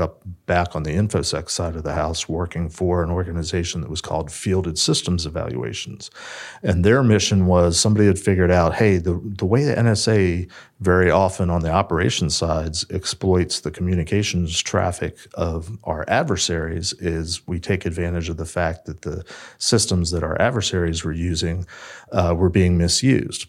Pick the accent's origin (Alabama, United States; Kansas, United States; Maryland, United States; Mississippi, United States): Maryland, United States; Silver Spring; I grew up in the area. I grew up in Silver Spring